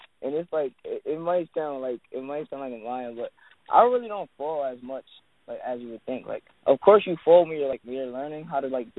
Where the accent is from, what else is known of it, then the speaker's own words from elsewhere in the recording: Paterson, New Jersey, United States; I'm from Paterson, New Jersey, 16 years old